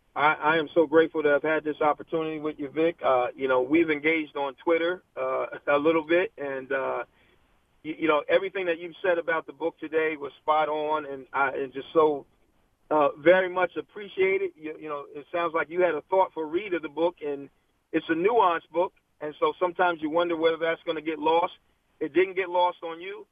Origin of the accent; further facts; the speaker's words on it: Virginia, United States; now in New Jersey, United States; I was born in Virginia. And, mm. uh, unfortunately, left and came to New Jersey